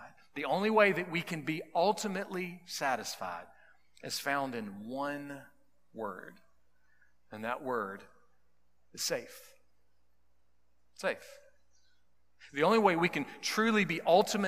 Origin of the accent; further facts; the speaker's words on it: South Carolina, United States; I'm a South Carolinian